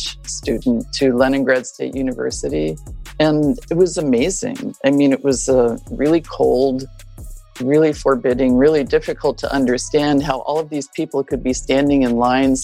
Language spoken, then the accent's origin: English; Grinnell, Iowa, United States; I was born in Grinnell, Iowa, into a family of ultimately six kids. My family runs a small town newspaper there